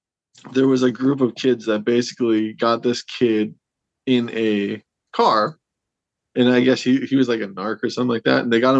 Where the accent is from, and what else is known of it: Wishek, North Dakota, United States; born or raised there